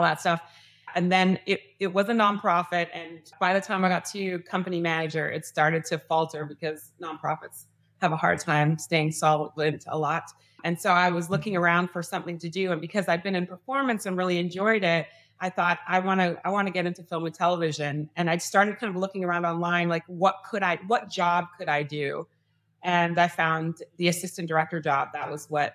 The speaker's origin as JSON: {"language": "English", "country": "Canada", "moved": "yes", "said": "I'm from Canada"}